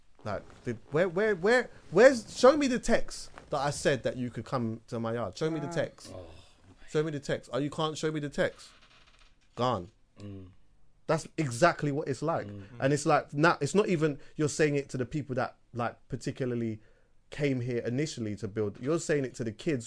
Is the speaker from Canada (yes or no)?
no; United Kingdom; as a Jamaican, I've been to Jamaica a bunch of different times, but I was born here